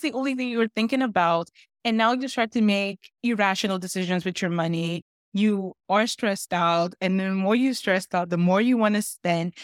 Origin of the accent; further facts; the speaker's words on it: Nigeria; now in Canada; I'm Nigerian